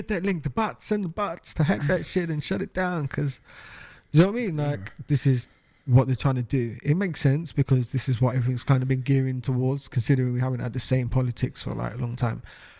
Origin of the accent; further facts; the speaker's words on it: United Kingdom; this is literally the final nail in the coffin as far as British people and our rights